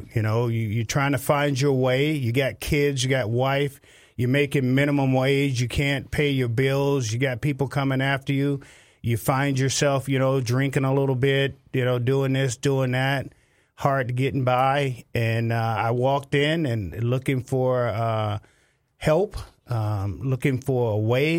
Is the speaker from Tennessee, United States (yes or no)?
yes; Memphis, Tennessee, United States; now in Minnesota, United States; No, I'm not. I'm actually from Memphis, Tennessee. I'm a military brat. My dad did 23 years in the Marine Corps.